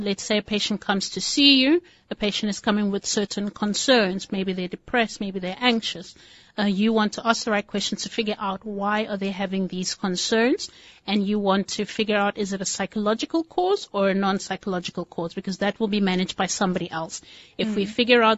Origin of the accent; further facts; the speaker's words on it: Nigeria; now in Cape Town, South Africa; I am a Nigerian with a little bit of South African flavor.